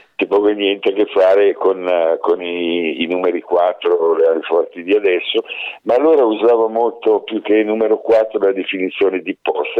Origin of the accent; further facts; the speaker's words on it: Italy; io sono nato in un, eh, paesino di montagna, abbastanza alta montagna, su, sul Crinale della Pennino